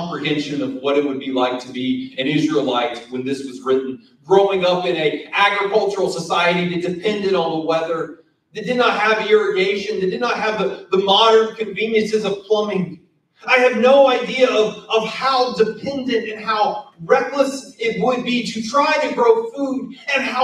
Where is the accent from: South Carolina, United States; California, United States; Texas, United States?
South Carolina, United States; moved away; also born or lived in Siler City, North Carolina; I'm from South Carolina. We don't talk right.